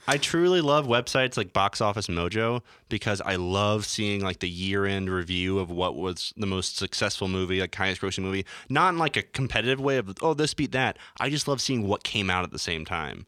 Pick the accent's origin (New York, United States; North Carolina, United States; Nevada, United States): North Carolina, United States; I'm from North Carolina